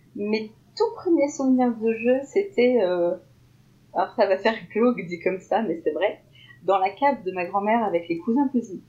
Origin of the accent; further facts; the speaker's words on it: Lorraine, Grand Est, France; en tant que Lorrain